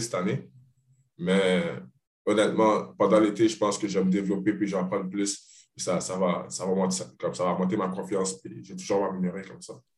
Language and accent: French; Montreal, Quebec, Canada; moved away as an adult; nous deux, on vient de Montréal